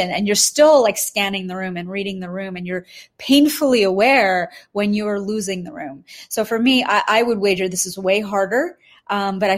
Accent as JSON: {"language": "English", "country": "India", "said": "Because truly, as we're being raised as Indian women, there's no space to have conversations about becoming CEO, COO, managing director, senior counsel, not in our friend circle, not in our home circles."}